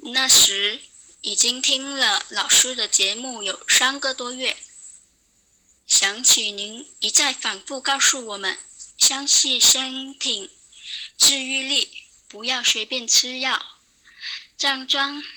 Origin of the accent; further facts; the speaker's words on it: Guangdong, China; 我是来自广东的听友，今年二十六岁